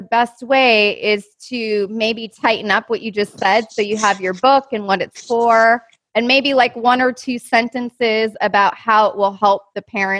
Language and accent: English; Minnesota, United States; I grew up in Minnesota